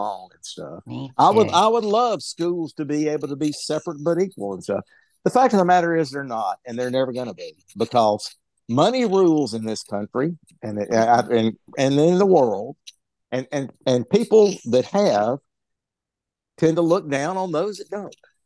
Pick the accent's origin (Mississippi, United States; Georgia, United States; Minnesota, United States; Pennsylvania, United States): Mississippi, United States; Jackson; I grew up in Jackson, Mississippi